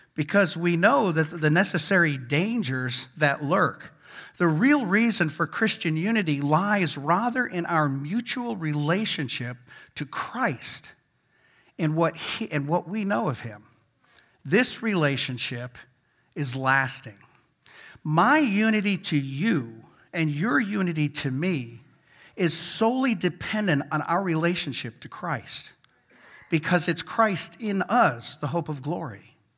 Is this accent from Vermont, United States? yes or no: yes; Vermont, United States; I grew up in Vermont